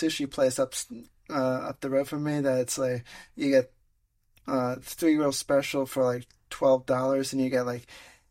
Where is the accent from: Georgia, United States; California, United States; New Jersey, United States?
New Jersey, United States; also born or lived in Pennsylvania; when I grew up in New Jersey, before I moved to Pennsylvania, I went on this field trip with my, I forget what grade I was in.